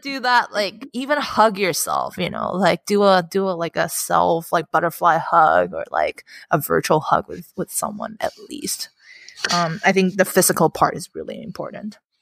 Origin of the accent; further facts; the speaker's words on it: Hong Kong; my, um, upbringing in Hong Kong